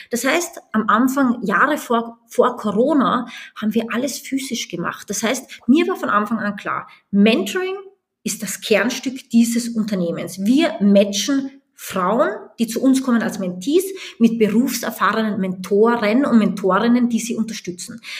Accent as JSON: {"language": "German", "country": "Austria", "moved": "yes", "said": "als ich nach Deutschland gegangen bin aus Österreich, als ich nach Amerika gegangen bin, als ich nach Indien gegangen bin."}